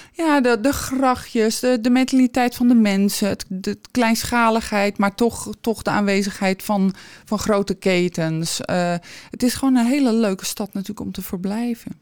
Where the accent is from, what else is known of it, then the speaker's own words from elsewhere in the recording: Alkmaar, North Holland, Netherlands; Ik ben geboren aan het Verdronken Noord